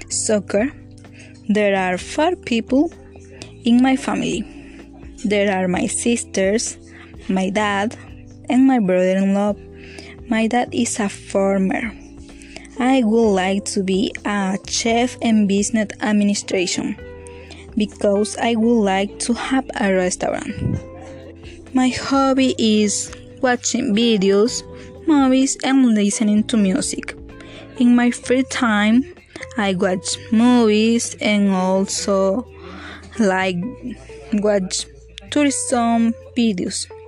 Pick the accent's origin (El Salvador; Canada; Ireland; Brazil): El Salvador; English is a second language; also born or lived in Ilopango; I'm from El Salvador. I live in Ilopango. I'm 19 years old. My birthday is on August 22nd.